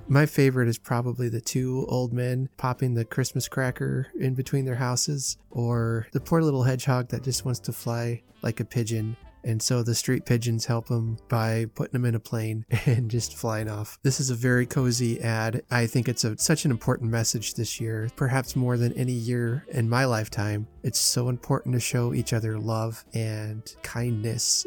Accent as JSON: {"language": "English", "country": "United States", "said": "As an American"}